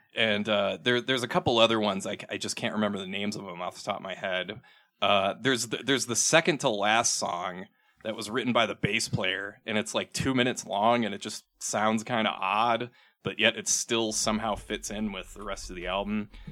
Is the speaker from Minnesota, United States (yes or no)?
yes; Minnesota, United States; talk like I'm from Minnesota now, 'cause I am from Minnesota.